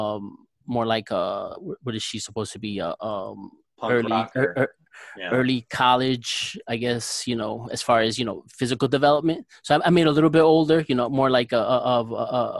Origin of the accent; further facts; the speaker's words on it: Newark, New Jersey, United States; I grew up in Newark, New Jersey.